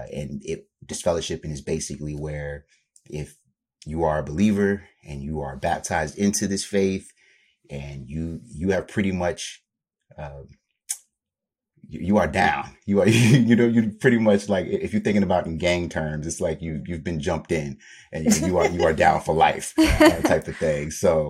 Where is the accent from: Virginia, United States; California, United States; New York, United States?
Virginia, United States; I grew up in Virginia, Southern Virginia, so the Tidewater area for anybody in the 757. I pretty much grew up down there.